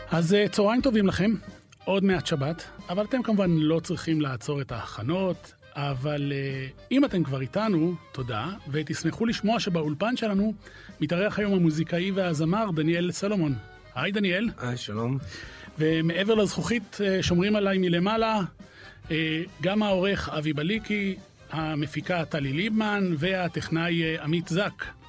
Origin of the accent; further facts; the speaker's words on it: Haifa, Haifa District, Israel; שנינו גדלנו בחיפה